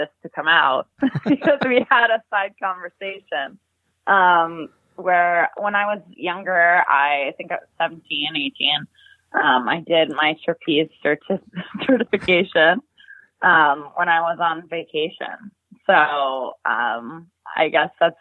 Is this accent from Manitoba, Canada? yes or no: yes; Winnipeg, Manitoba, Canada; growing up in Winnipeg, Manitoba in Canada